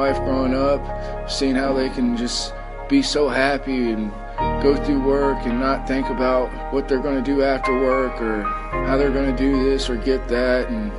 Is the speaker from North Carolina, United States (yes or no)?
no; South Florida, United States; now in Columbus, United States; I was raised in South Florida, West Palm Beach, Martin County, and Port St. Lucie